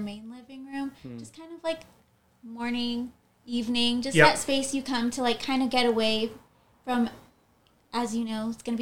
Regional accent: Southern California, United States; I am in Southern California, and that's where I've been born and raised.

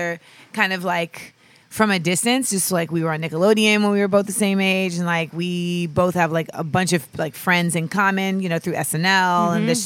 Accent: Orlando, Florida, United States; moved away as an adult; also born or lived in Los Angeles, California / New York / Grenada; Then I moved to Orlando and I lived there till I was 18

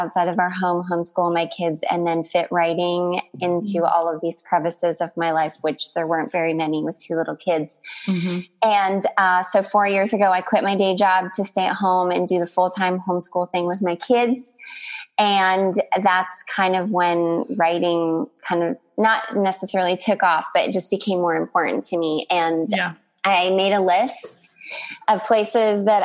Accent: Canada; moved away as an adult; also born or lived in Texas; now in Northern California, United States; I'm Canadian, and I've lived in the United States for almost

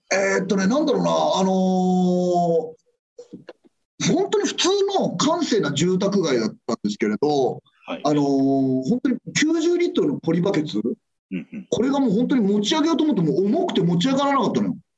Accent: Adachi, Tokyo, Japan; 子供の頃はあのー足立区出身なので、はい、あのビートたけしさんがやっぱりもう地元で

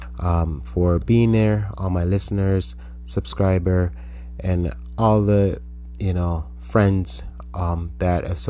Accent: Jamaica; growing up in Jamaica

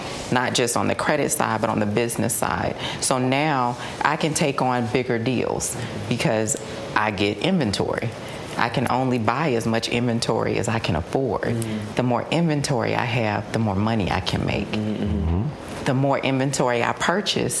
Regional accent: Decatur, Georgia, United States; born and raised in Decatur

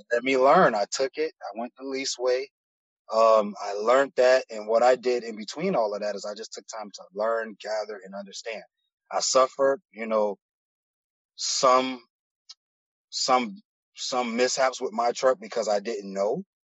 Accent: Miami, Florida, United States; also born or lived in Broward County; I'm from Miami originally, born and raised in Miami. Um, I moved up into Broward County around like elementary, middle school, but I'm back and forth from between Broward and Miami

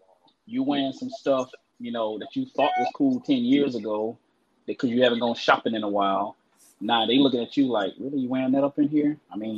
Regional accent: Jacksonville, Florida, United States; now in Orlando, United States; in Jacksonville, Florida. And I'm in Orlando, Central Florida now.

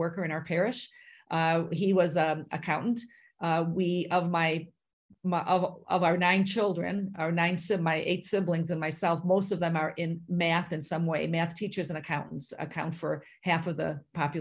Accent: Chicago, Illinois, United States; now in Minnesota, United States; I was born in Chicago, Illinois, in the city.

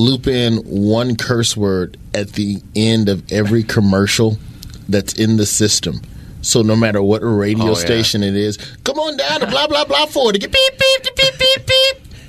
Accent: the South, United States; Dude, I grew up in the South, man.

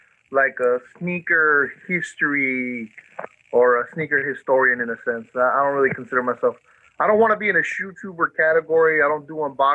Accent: Fresno, California, United States; also born or lived in Mexicali, Mexico / San Diego area, California; they migrated up north to Fresno. And I've been in Fresno since I was like 7 years old

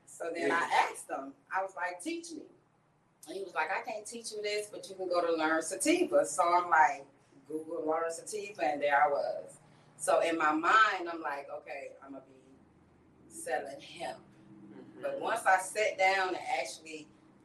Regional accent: California, United States; now in Altamonte Springs, United States; I'm originally from California

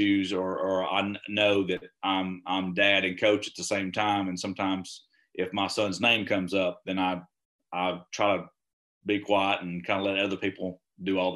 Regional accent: Alabama, United States; also born or lived in Texas; I'm originally from Alabama

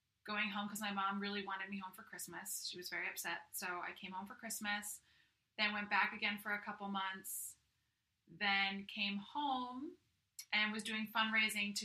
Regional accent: Simsbury, Connecticut, United States; also born or lived in Staten Island, New York; I grew up in Connecticut. I grew up in Simsbury, which is in the northwestern part

